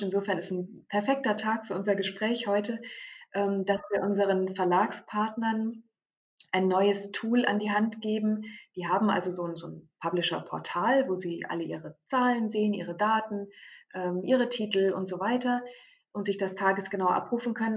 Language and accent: German; Germany; bei uns in Deutschland